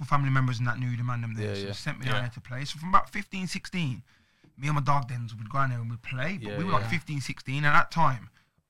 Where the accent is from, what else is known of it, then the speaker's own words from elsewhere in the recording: Birmingham, West Midlands, United Kingdom; I grew up and lived in Ladywood.